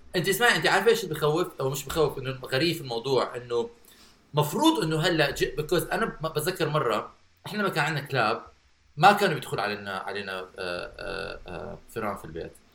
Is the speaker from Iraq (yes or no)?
yes; Baghdad, Baghdad Governorate, Iraq; وانا صغير انا كبرت ببغداد